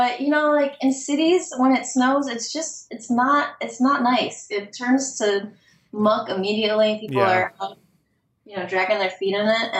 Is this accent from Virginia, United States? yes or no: yes; Richmond, Virginia, United States; moved away as an adult; now in New York City, United States; I grew up in Richmond, Virginia